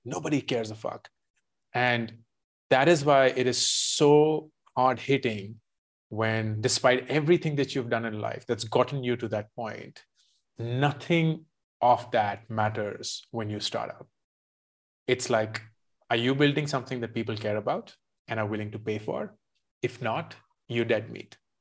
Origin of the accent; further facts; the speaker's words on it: India; also born or lived in Michigan, United States; I grew up mostly in India, except for a couple of years when I was in the U S.